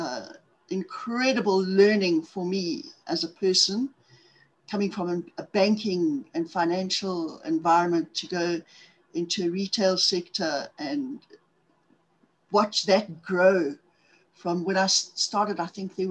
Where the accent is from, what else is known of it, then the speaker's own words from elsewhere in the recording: Zimbabwe; accent: South African; moved away as an adult; also born or lived in Cape Town / Johannesburg; now in South Africa; I'm from South Africa, in case guys haven't figured out on the accent part of things. I was originally born in Zimbabwe in the 1950s